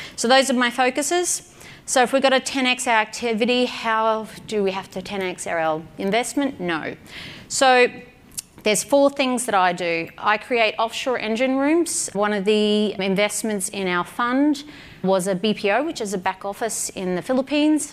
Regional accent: Australia; I'm an Aussie

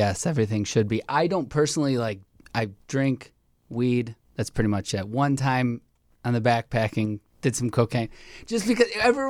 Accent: Chicago, Illinois, United States; I'm from Chicago

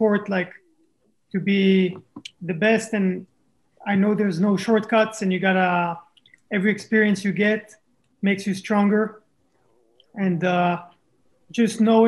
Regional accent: Israel; also born or lived in France; I was born in France, grew up in Israel

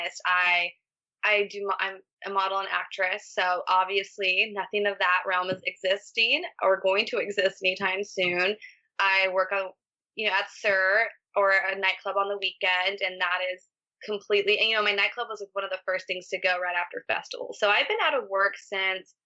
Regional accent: Barstow, California, United States; moved away as an adult; now in Los Angeles, United States; I'm from Barstow, California

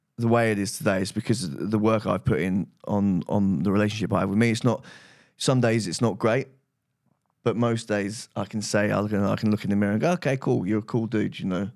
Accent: United Kingdom; rehab, uh, that Russell Brand went to, funny enough, um, which was in my hometown.

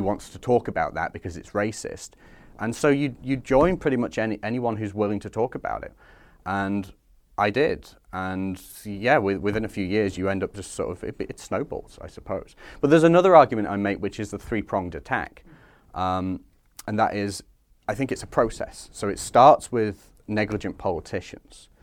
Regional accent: Skelmersdale, North West England, United Kingdom; Scam, my hometown

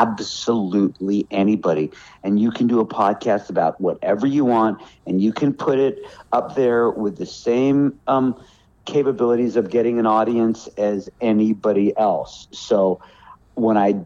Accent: Los Angeles, California, United States; moved away as an adult; now in North Carolina, United States; my town is Hollywood. When I was a little kid, I was on the Sunset Strip. I was always in Hollywood.

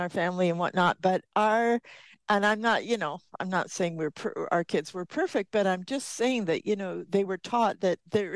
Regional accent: United Kingdom; we're British

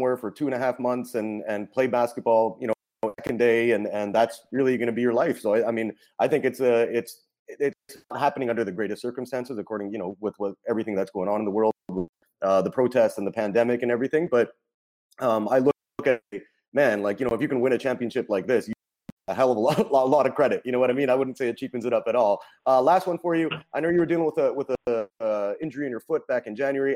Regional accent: Canada; I'm from Canada

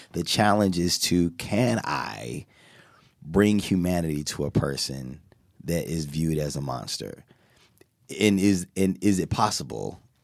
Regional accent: United States; I'm from America

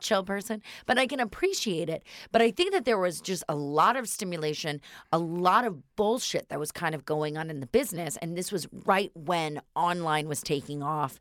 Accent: Northern California, United States; I'm from Northern California.

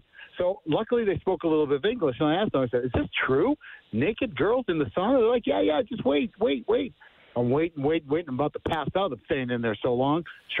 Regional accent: United States; also born or lived in Germany; playing ice hockey, professional hockey in Germany as American

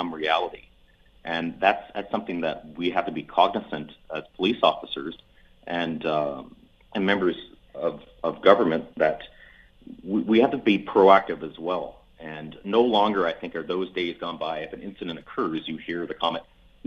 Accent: Edmonton, Alberta, Canada; my hometown here of Edmonton

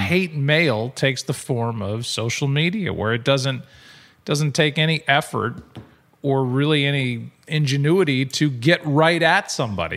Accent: St. Louis, Missouri, United States; as a Saint Louisan and as a Midwesterner

